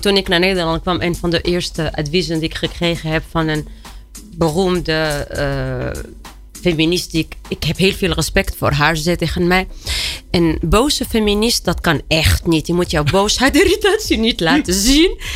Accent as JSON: {"language": "Dutch", "country": "Tunisia", "tie": "born or raised there", "second_language": "Dutch", "moved": "as an adult", "lives_now": "Netherlands", "said": "ik ben opgegroeid in Tunesië."}